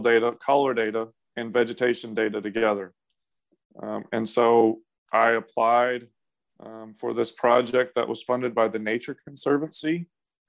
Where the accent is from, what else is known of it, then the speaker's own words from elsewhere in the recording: Boerne, Texas, United States; I grew up in Burney, Texas as an only child on my parents' property.